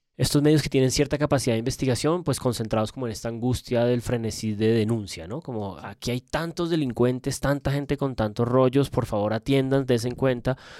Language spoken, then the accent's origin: Spanish; Bogotá, Colombia; Como maldito bogotano